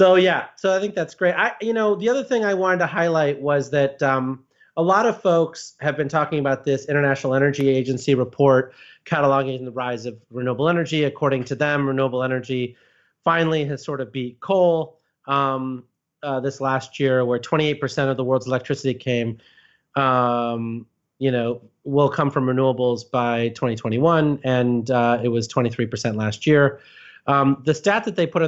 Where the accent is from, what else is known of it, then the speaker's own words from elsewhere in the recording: Illinois, United States; I grew up in Illinois